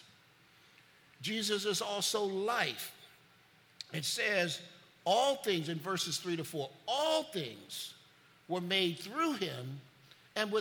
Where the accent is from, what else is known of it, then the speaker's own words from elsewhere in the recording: Chicago, Illinois, United States; When I grew up in Chicago, every year, you took a trip to the Museum of Science and Industry